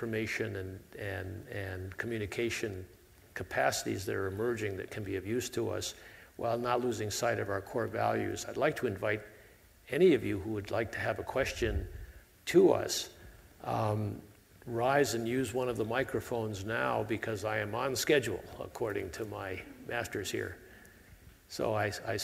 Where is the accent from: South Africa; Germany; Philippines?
South Africa; now in United States; I consider myself a South African American